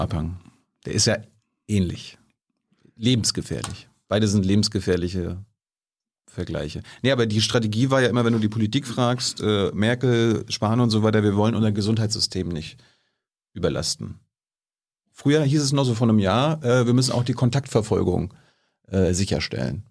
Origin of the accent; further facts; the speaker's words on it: East Germany, Germany; ich bin ja ein Ostdeutscher.